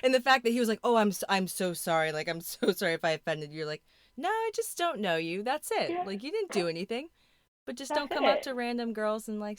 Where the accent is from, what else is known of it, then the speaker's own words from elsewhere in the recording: California, United States; Yes, I'm in Southern California. That's where everybody comes and works out. But we're both from California, so this is where we're living.